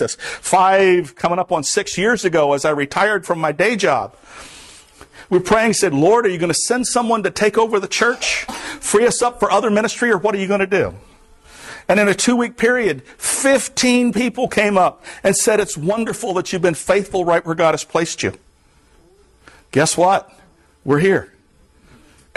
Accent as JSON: {"language": "English", "area": "the Everglades", "region": "South Florida", "country": "United States", "tie": "born or raised there", "moved": "as an adult", "lives_now": "Vermont, United States", "said": "I am from South Florida. I grew up in the Everglades."}